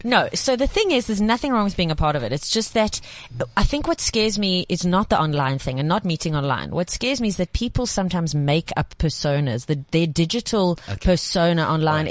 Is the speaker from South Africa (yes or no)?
yes; Johannesburg, Gauteng, South Africa; we ended up in Joburg, and then I became such a Jewish girl